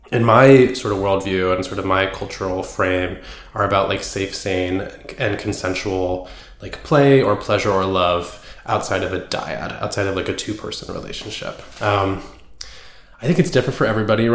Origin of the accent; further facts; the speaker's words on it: Bay Area, California, United States; I grew up in the Bay Area, kind of like in a communal sort of house